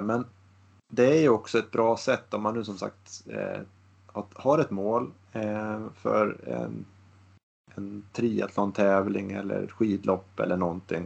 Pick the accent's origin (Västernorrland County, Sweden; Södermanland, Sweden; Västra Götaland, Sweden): Västernorrland County, Sweden; now in Gothenburg, Sweden; jag bor ju i Göteborg idag men jag har ju mina kopplingar här uppifrån Ångermanland